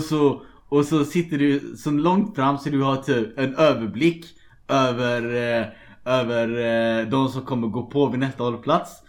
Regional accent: Gothenburg, Västra Götaland, Sweden; moved away as an adult; also born or lived in Shanghai, China; now in Dublin, Ireland; jag är också från Göteborg

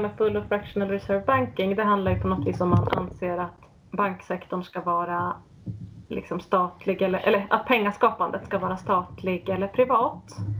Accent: Sweden; som svensk

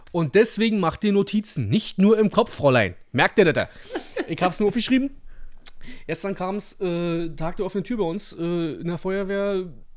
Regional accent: Brandenburg, Germany; hier bei uns in Brandenburg

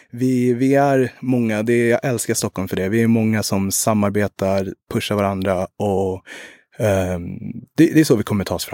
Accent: Rwanda; also born or lived in Uganda; Eh, jag kommer både från Rwanda och Uganda, eh, men har mycket intressen och är nere mycket i Rwanda och vill, vill göra mycket där också.

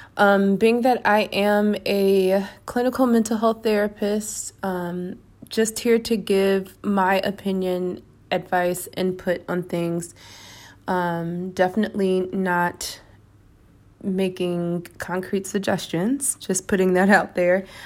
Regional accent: United States; moved away as an adult; now in Spain; as an American

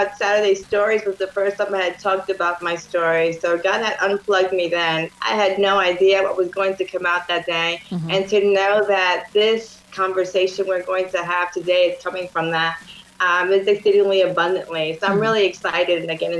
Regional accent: New York, United States; Yes, born and raised in New York. Very large family. My mother from Dominican Republic.

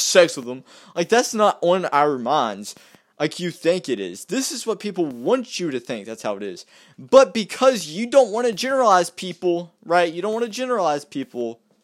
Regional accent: West Virginia, United States; I'm from West Virginia

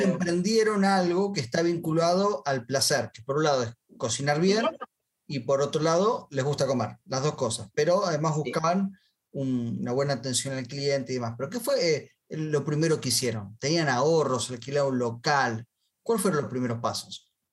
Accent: Argentina; yo soy argentino

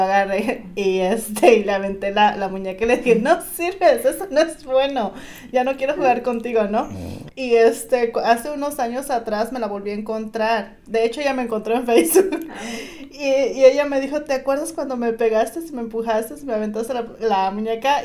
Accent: Guerrero, Mexico; now in Southern California, United States; yo soy del estado de Guerrero

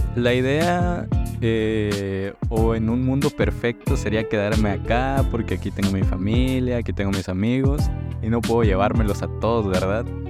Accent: Tuxtla Gutiérrez, Chiapas, Mexico; yo soy aquí de Tuxtla Gutiérrez

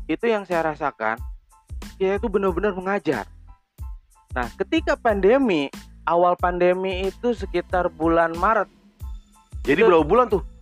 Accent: Sumedang, West Java, Indonesia; born there; darah saya lahir di Kota Sumedang gitu. Jadi ada Sunda.

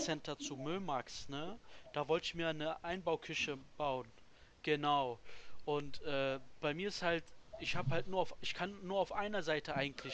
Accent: Germany; für mich ist Deutschland meine Heimat.

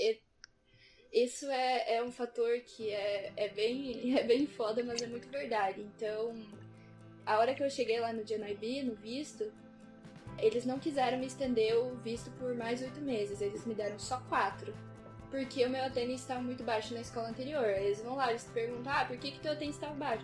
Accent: Pato Branco, Paraná, Brazil; now in Dublin, Ireland; hoje em dia eu moro em Dublin, eu sou de Pato Branco.

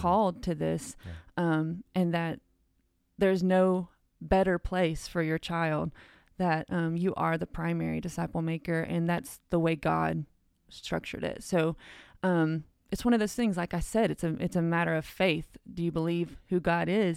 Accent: Cleveland, United States; I was born and raised here in Cleveland

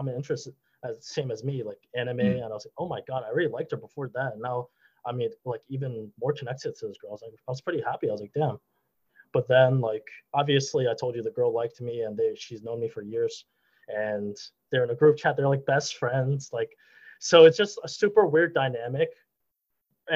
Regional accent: New York City, New York, United States; I was a Brooklyn dude

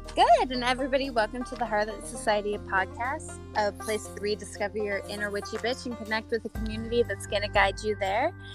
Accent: Utah, United States; I come from Utah

